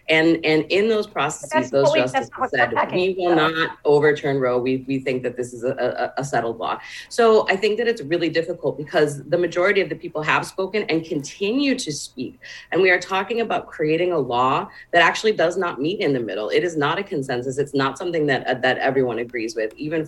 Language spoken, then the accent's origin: English; Texas, United States; But I would say Texas is also my home state.